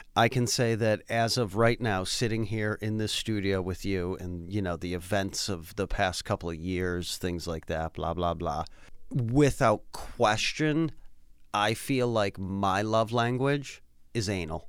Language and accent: English; Worcester, Massachusetts, United States; moved away as an adult; also born or lived in North Carolina; born and raised in Worcester, Massachusetts.